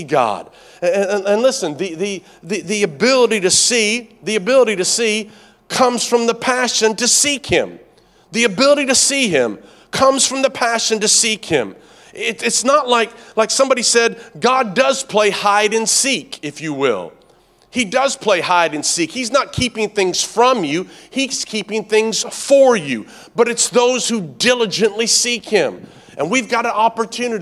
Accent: Tennessee, United States; moved away as an adult; also born or lived in Canada; I grew up in Tennessee.

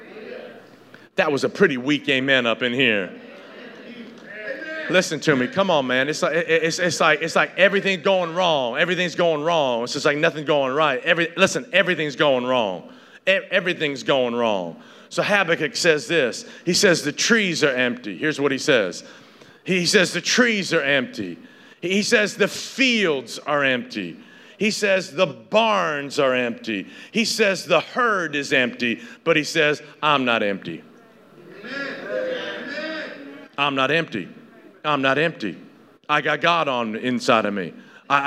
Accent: Northeast Tennessee, United States; I grew up in Northeast Tennessee

